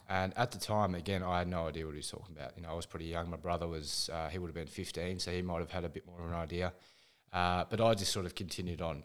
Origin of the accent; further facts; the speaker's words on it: Ballarat, Victoria, Australia; I'm from Ballarat in Victoria, a very, very cold place